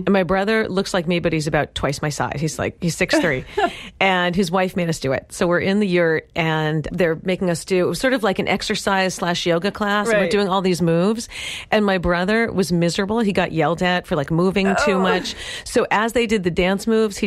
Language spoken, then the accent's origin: English; New York City, New York, United States; moved away; growing up in New York City